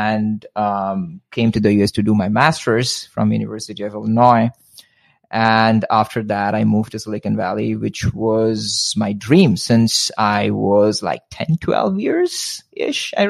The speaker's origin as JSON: {"language": "English", "country": "India", "tie": "born or raised there", "also_born_or_lived": "Midwest, United States", "moved": "as an adult", "lives_now": "United States", "said": "both born and raised in India, spent 23 years of my life in India, and then one sudden morning thought about moving to the US"}